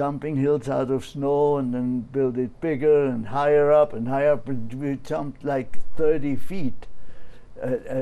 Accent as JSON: {"language": "English", "town": "Oberstaufen", "region": "Bavaria", "country": "Germany", "tie": "born or raised there", "said": "I was born in Oberstaufen, Bavaria, in the mountains."}